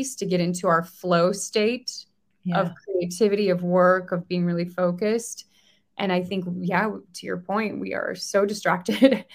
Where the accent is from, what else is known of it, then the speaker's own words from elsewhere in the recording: United States; as an American living in the US